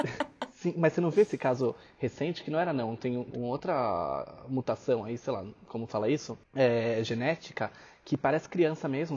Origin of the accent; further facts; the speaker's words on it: Brazil; eu sou brasileiro